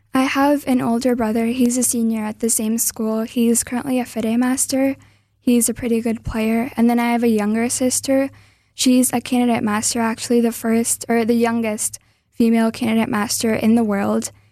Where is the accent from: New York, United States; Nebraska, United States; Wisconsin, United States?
Wisconsin, United States; also born or lived in Milwaukee; I was born in Wisconsin